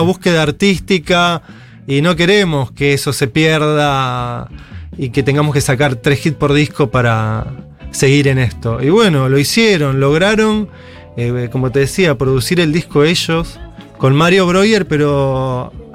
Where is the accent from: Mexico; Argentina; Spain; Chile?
Argentina; Buenos Aires Province; en el oeste, que es de donde soy